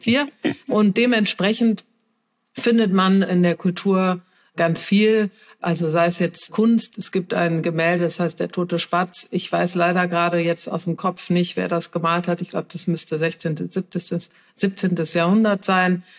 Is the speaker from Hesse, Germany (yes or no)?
no; Cologne, North Rhine-Westphalia, Germany; moved away; also born or lived in Berlin; Ich komme ja aus Köln, ich lebe auch wieder in Köln